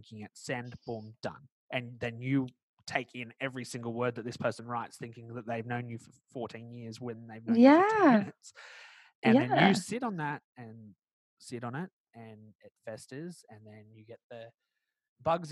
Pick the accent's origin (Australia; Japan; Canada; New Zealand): Australia; accent: Australian; I live in Australia, if anyone can't tell by my accent